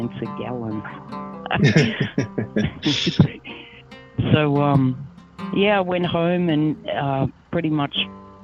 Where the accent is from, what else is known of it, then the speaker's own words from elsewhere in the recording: Australia; moved away as an adult; also born or lived in New York / Virginia; now in United States; I was born and raised in Australia